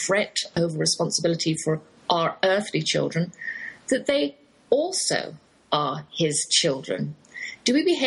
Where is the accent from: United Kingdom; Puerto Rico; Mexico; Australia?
United Kingdom; England; accent: English; now in Texas, United States; that's my English accent you're hearing, though I've lived in the Lone Star State half my life.